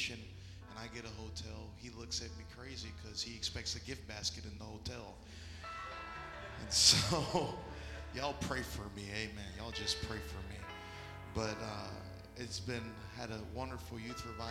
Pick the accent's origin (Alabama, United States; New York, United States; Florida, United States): Florida, United States; I'm from Florida